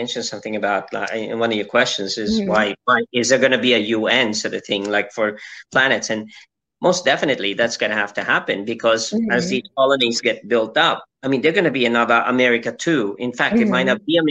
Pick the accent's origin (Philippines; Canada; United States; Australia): Philippines; as a Filipino citizen